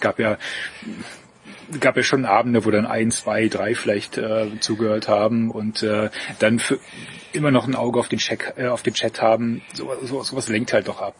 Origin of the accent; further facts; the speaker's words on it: East Germany, Germany; Ich bin Ossi